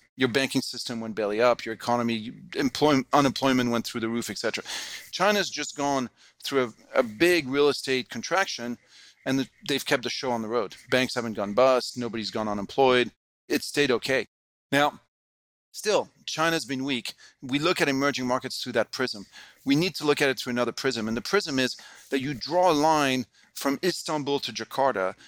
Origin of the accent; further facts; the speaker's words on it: France; moved away as an adult; also born or lived in United States / Hong Kong; I grew up in France, just when, you know, European Union was really getting going